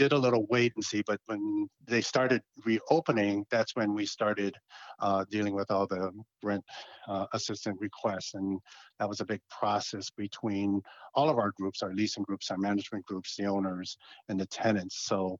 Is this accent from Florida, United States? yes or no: no; Hawaii, United States; also born or lived in New York / Massachusetts / Arizona; Correct. And then I spent several years on the mainland in New York, Massachusetts, and Arizona, different properties, and then returning back to Hawaii in 2002 to take care of my mother.